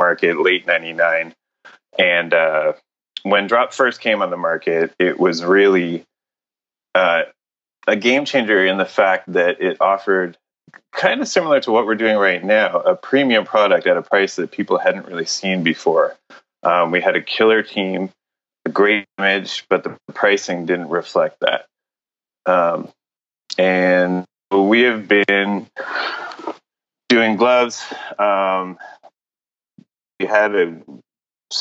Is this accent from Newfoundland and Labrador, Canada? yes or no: no; Montreal, Quebec, Canada; I grew up in Montreal in Canada